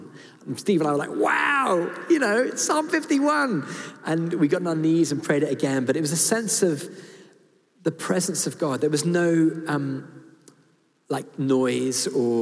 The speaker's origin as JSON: {"language": "English", "country": "United Kingdom", "said": "I'm British and I've been to public school"}